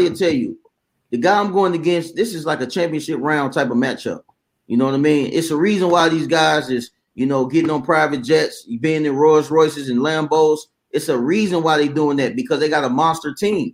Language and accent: English; Ohio, United States; now in Alabama, United States; I'm actually from Ohio originally. I've been in Bama for 11 years now.